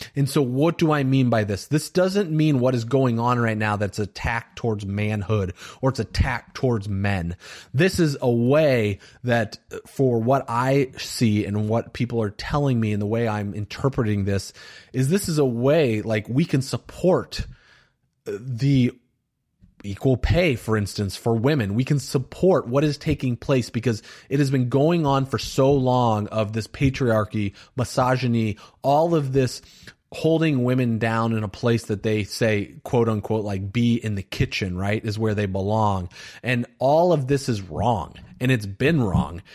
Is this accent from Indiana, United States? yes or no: yes; Valparaiso, Indiana, United States; I grew up in a very white town in Valparaiso, Indiana